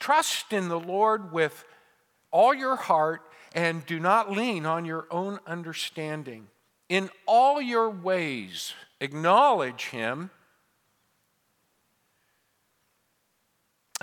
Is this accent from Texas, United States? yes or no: no; Modesto, California, United States; my hometown of Modesto, or my home state of California